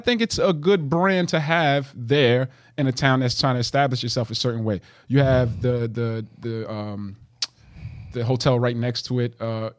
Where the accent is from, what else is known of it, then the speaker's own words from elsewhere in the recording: Jersey City, New Jersey, United States; growing up in Jersey City